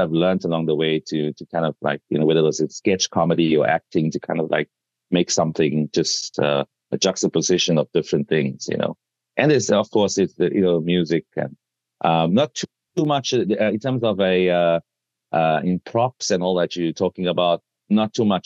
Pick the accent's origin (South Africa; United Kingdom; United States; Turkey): South Africa; my home country, South Africa